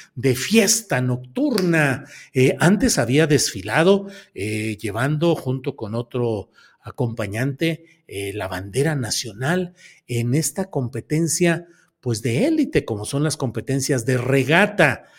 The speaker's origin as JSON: {"language": "Spanish", "town": "Torreón", "region": "Coahuila", "country": "Mexico", "tie": "born or raised there", "said": "Yo nací en Torreón, Coahuila"}